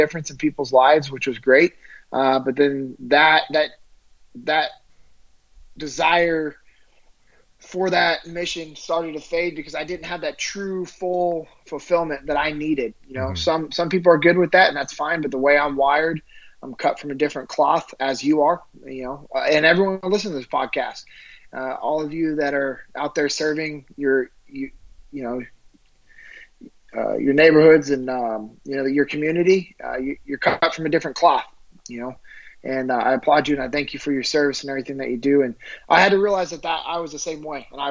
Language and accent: English; Sacramento, California, United States; I'm originally from Sacramento, California.